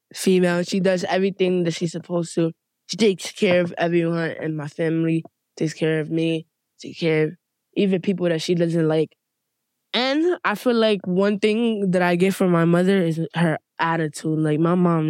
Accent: New York City, New York, United States; I was born in the Bronx and I was basically raised here the whole life.

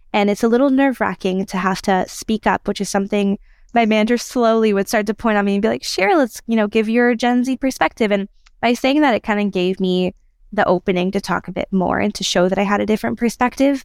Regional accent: United States; moved away as an adult; now in Israel; I'm from America and from Israel, and I've been in Israel for two years now

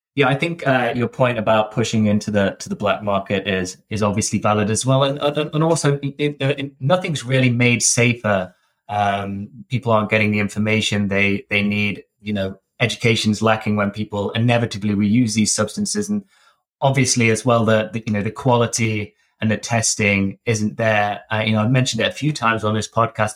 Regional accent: Derbyshire, East Midlands, United Kingdom; I grew up in Derbyshire, uh, in the kind of Midlands North

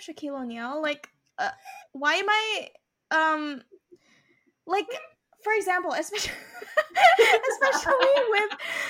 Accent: Philippines; Yes, I am Filipino.

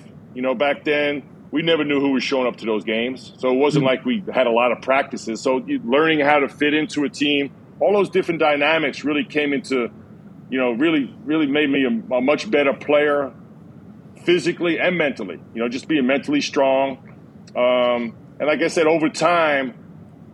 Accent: New York City, New York, United States; when I grew up in Flatbush

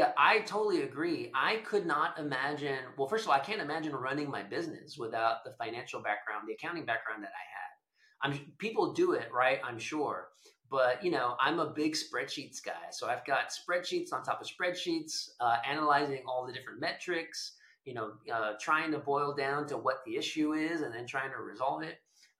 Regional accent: Edinburg, Texas, United States; also born or lived in Austin, Texas / Houston, Texas; I was born and raised in South Texas in a town called Edinburgh. It's in the McAllen-Brownsville area

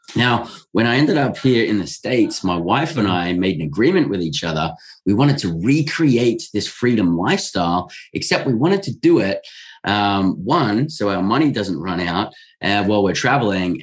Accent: Australia; I'm born and raised in Australia

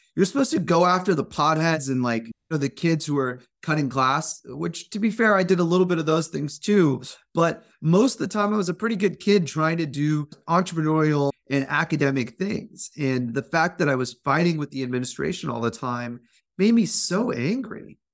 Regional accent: Fremont, California, United States; I grew up as an Indian American kid in a suburban Fremont, California

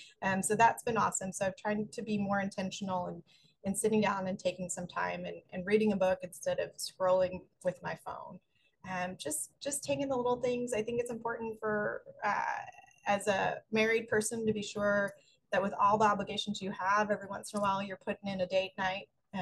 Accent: Philadelphia, Pennsylvania, United States; I am from Philadelphia, so the Phillies going all the way to the World Series, but losing to the Astros, still a lot of hope.

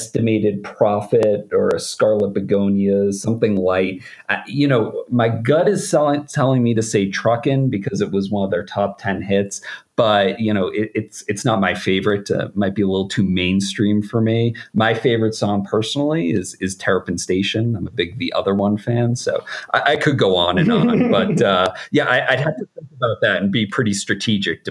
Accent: outside of Boston, Massachusetts, United States; I grew up outside of Boston

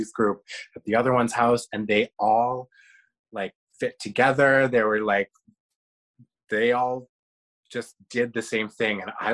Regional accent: Canada; I am Canadian. I have a Canadian passport

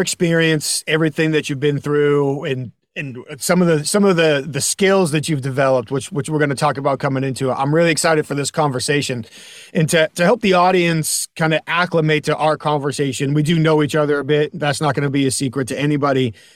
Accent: New Hampshire, United States; We're both from New England, so I was in New Hampshire

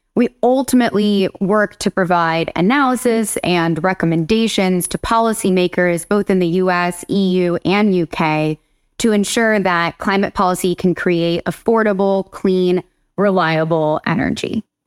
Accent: Huntington Beach, California, United States; moved away as an adult; also born or lived in Germany; now in East Coast, United States; I'm from Huntington Beach, California, but I've been on the East Coast for maybe over a decade now

